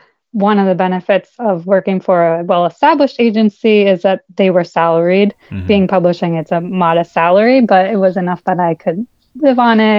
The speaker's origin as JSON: {"language": "English", "area": "Bucks County", "region": "Pennsylvania", "country": "United States", "tie": "born or raised there", "moved": "as an adult", "lives_now": "Westchester County, United States", "said": "I grew up in Bucks County, if you're familiar with that."}